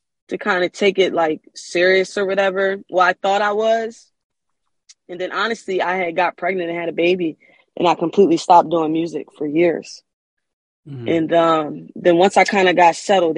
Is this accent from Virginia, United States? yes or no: no; Wilmington, Delaware, United States; moved away as an adult; now in California, United States; I'm from Wilmington, Delaware. And I just recently moved to California